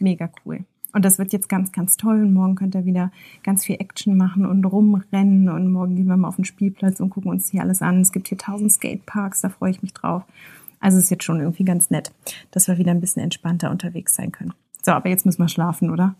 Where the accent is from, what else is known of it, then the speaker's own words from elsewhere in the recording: Germany; wir sind aus Deutschland